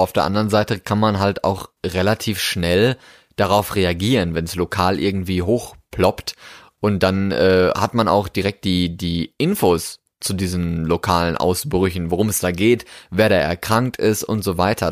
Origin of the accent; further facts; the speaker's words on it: Germany; moved away as an adult; also born or lived in Norway; Ich bin in Deutschland geboren, ja, und bin dann nach Deutschland wieder zurückgekommen an quasi meinen Geburtsort